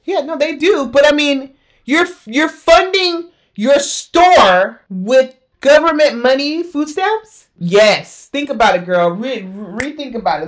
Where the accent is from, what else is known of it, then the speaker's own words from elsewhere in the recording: United States; growing up in America